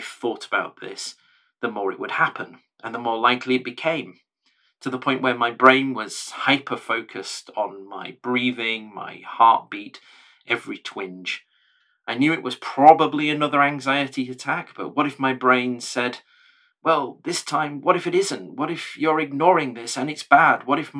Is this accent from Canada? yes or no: no; the North, the north of England, United Kingdom; I was born in the North a long time ago, a child of the 70s, brought up in a time and a place and in a family that didn't much talk about mental health